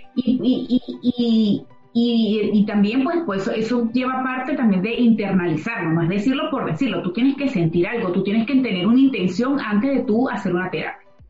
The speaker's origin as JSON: {"language": "Spanish", "country": "Venezuela", "moved": "as an adult", "said": "Los que venimos de Venezuela"}